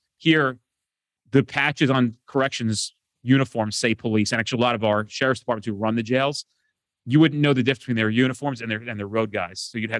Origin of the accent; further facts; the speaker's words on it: New Jersey, United States; I'm from New Jersey.